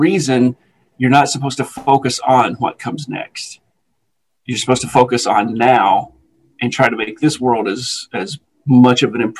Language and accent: English; Alabama, United States; I'm from Alabama.